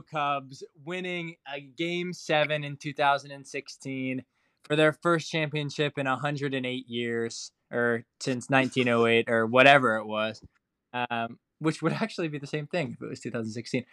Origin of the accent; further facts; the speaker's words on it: Ohio, United States; I'm from Ohio. I grew up two and a half hours southeast of Cleveland